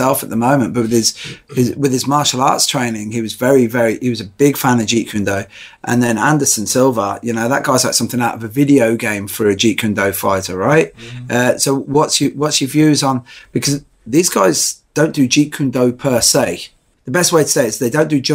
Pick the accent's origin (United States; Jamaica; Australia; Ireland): Ireland; now in United Kingdom; I'm Irish and Catholic